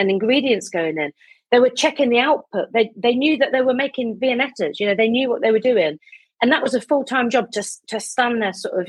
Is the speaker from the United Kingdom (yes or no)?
yes; Midlands, United Kingdom; also born or lived in South London; now in London, United Kingdom; I'm from the Midlands originally. I live in South London